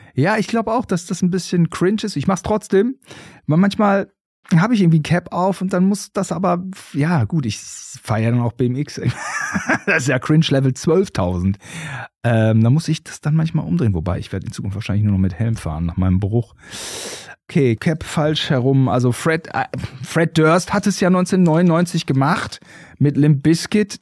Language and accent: German; Germany; als äh, Deutsche